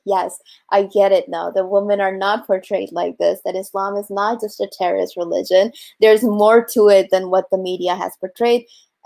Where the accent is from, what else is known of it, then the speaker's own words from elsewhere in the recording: Georgia, United States; also born or lived in Pakistan; I grew up in America, so for me to practice it in the South, in Georgia, it was easier for me to do that than it was back home in Pakistan.